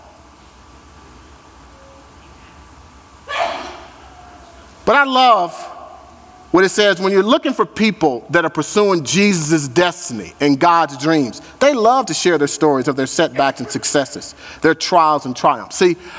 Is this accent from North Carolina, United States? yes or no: no; St. Louis, Missouri, United States; I'm from St. Louis.